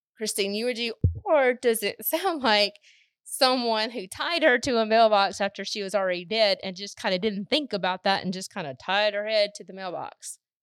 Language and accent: English; Southwest Mississippi, United States; we're from Mississippi. We grew up in Southwest Mississippi